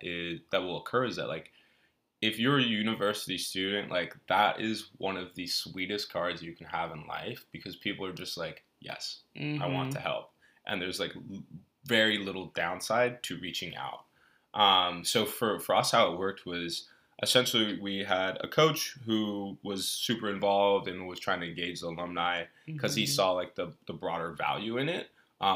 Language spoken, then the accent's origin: English; Belgium; born there; because I was born in Belgium. Mm-hmm. And being born in Belgium, being like an American expat, like I went to an international school